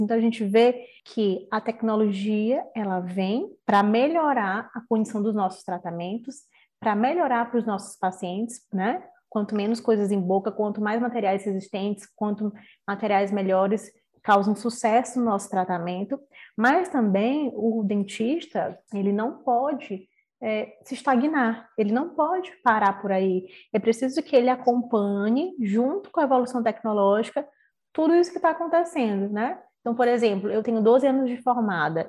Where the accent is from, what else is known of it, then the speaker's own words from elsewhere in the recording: São Luís, Maranhão, Brazil; sou aqui de São Luís do Maranhão